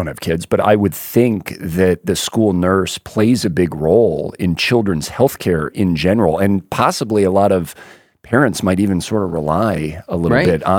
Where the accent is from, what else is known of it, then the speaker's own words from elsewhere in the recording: Florida, United States; Yeah, I remember growing up in Florida, that's a big thing. A lot of retirees in the small town I grew up